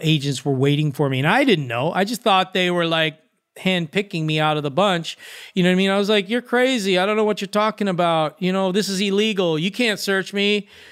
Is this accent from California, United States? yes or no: yes; Los Angeles, California, United States; I'm from Venice Beach